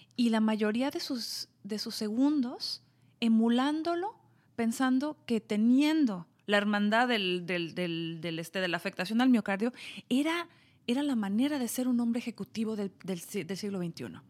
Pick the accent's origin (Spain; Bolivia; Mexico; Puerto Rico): Mexico; yo soy mexicana